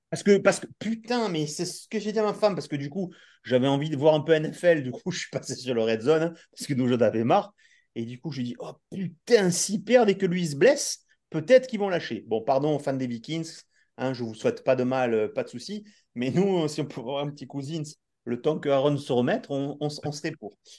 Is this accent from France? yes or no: yes; the South, southern France, France; on est du Sud